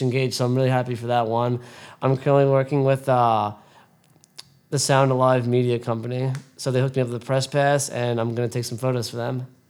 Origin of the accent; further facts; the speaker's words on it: Brentwood, New York, United States; growing up in Brentwood, it was a great experience. I met a lot of good people here, and I still have a lot of childhood friends